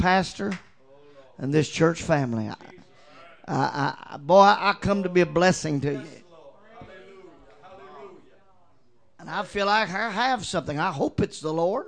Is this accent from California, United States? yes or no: no; Mortons Gap, Kentucky, United States; I'm from Morton's Gap, Kentucky. Now you don't get no countryer than that.